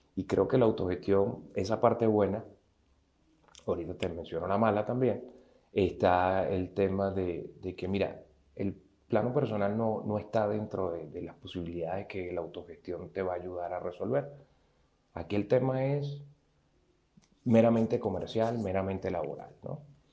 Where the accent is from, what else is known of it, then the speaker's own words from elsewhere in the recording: Venezuela; moved away as an adult; cuando salí de Venezuela y me vine a otro país